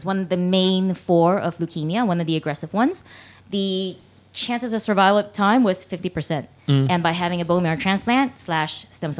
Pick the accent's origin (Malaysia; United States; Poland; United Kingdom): Malaysia; I'm from Malaysia. We got Indians. We got Malays.